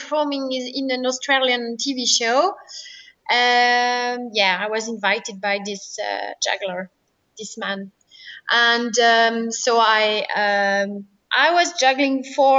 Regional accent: western France, France; I grew up in a small town by the ocean on the west part of France

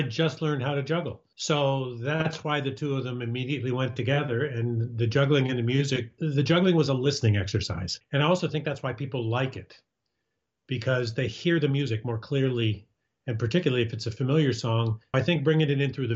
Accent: Washington, District of Columbia, United States; moved away; also born or lived in Minneapolis / Chicago; I was born in Washington, D.C., and my dad was a securities lawyer

